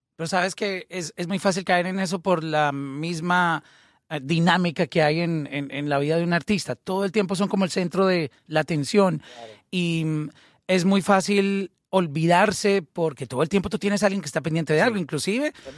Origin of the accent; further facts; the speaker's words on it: Colombia; yo fui de Colombia en, en esa época